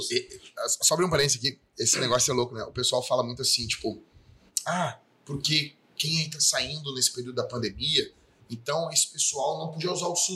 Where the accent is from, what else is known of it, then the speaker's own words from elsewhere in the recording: Porto Alegre, Rio Grande do Sul, Brazil; Eu me criei numa vila aqui, Campo da Tuca, e me criei no Morro da Cruz, entendeu?